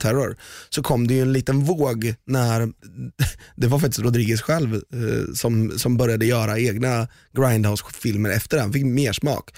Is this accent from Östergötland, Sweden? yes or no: yes; Valdemarsvik, Östergötland, Sweden; jag är uppväxt i Valdemarsvik